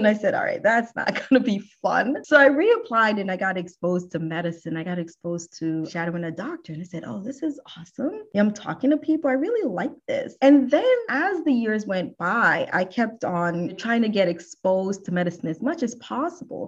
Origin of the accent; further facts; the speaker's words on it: New Jersey, United States; moved away as an adult; now in Houston, United States; all of my formative years, I grew up in New Jersey and I've been in Houston for almost 14 years